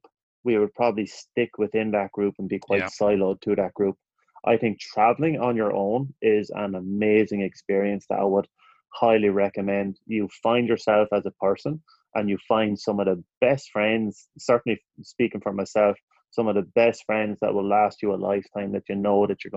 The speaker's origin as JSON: {"language": "English", "country": "Ireland", "tie": "born or raised there", "moved": "yes", "said": "growing up in Ireland"}